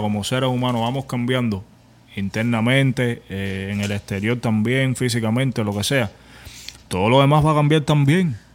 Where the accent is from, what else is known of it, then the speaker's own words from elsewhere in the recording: Cuba; moved away; vengo de Cuba, tengo patrones de carencia